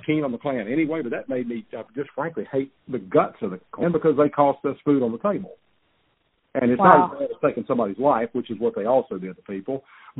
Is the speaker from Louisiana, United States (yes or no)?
yes; Baton Rouge, Louisiana, United States; out east of where I grew up in Baton Rouge, out in Livingston Parish.